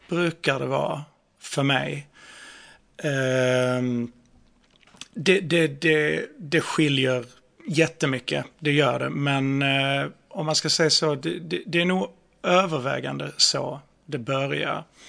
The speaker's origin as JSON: {"language": "Swedish", "region": "Skåne", "country": "Sweden", "accent": "skånska", "said": "skånskan är ju, alltså vi har ju så, vi har ju så himla hårda konsonanter"}